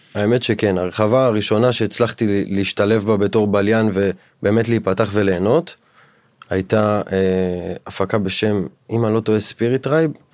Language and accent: Hebrew; Dimona, Southern District, Israel; moved away as an adult; אני במקור מהדרום, אה, מדימונה. נולדתי והתחנכתי וגדלתי שם עד גיל 21.